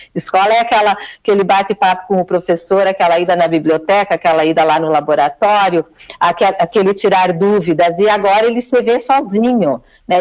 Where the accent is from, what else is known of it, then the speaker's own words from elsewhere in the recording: Giruá, Rio Grande do Sul, Brazil; moved away as an adult; now in Porto Alegre, Brazil; Sou de, sou de Giruá, mas estou a Porto Alegre já há dois anos e meio